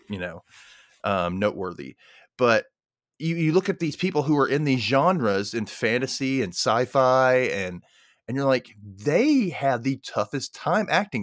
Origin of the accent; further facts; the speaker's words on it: the South, United States; I'm in Mississippi. I grew up in the South